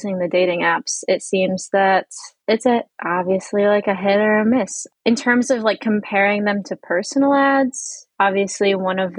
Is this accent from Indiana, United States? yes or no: yes; Northwest Indiana, United States; moved away as an adult; now in Washington, DC, United States; my hometown is Northwest Indiana, like on like the region that is next to Chicago